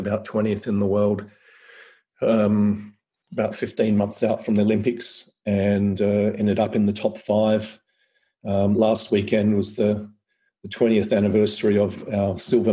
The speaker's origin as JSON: {"language": "English", "area": "Adelaide Hills", "region": "South Australia", "country": "Australia", "tie": "born or raised there", "moved": "yes", "lives_now": "Central Coast, Australia", "said": "I grew up in the Adelaide Hills"}